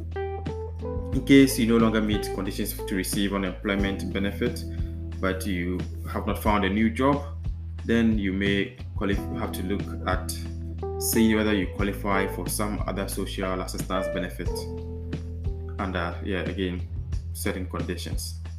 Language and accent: English; Ghana; now in Netherlands